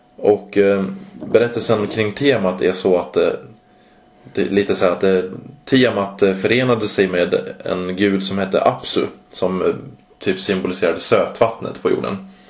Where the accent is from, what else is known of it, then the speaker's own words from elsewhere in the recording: Mora, Dalarna County, Sweden; I Mora där jag kommer ifrån